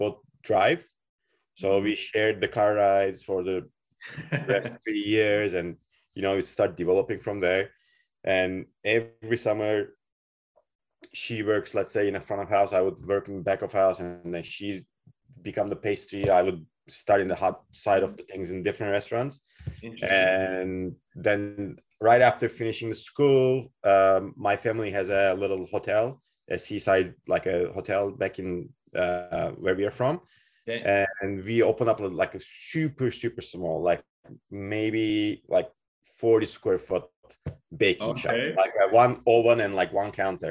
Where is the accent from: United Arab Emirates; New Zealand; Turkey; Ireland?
Turkey; moved away as an adult; now in Kelowna, Canada; As a family, pasta was on our table back in Turkey. We're originally from Turkey